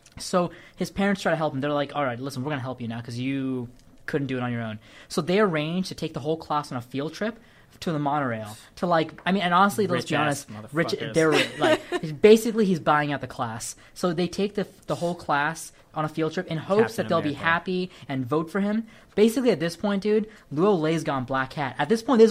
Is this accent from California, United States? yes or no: yes; California, United States; I can speak as a Californian, as in a Sri Lankan